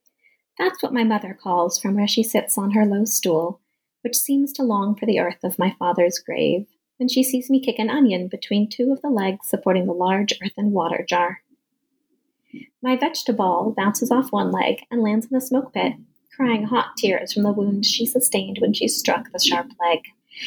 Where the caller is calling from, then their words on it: Tucson, Arizona, United States; I'm calling in from Tucson, Arizona, where the weather has been incredibly hot all summer long.